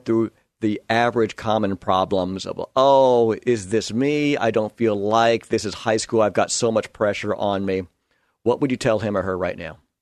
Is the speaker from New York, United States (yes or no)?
yes; New York, United States; moved away; am a New Yorker. I grew up a Yankee fan